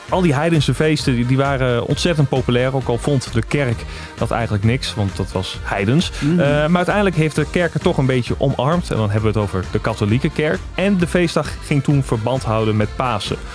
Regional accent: Drenthe, Netherlands; Ik kom ook uit Drenthe.

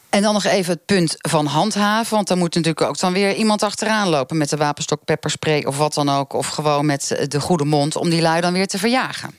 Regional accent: Rotterdam, South Holland, Netherlands; Ik kom zelf uit Rotterdam

